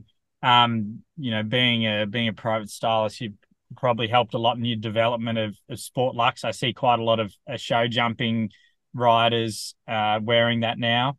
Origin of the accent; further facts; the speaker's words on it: Penrith, New South Wales, Australia; also born or lived in Liverpool, New South Wales; I'm from Penrith, but I was living in Liverpool at the time